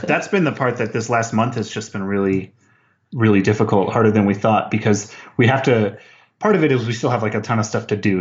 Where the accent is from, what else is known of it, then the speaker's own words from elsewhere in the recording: Las Cruces, New Mexico, United States; Las Cruces, New Mexico, about three hours south of Albuquerque on the border